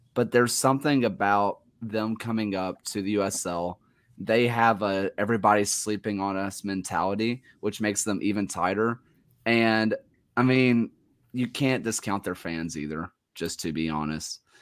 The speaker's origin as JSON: {"language": "English", "region": "Alabama", "country": "United States", "said": "I'm from Alabama"}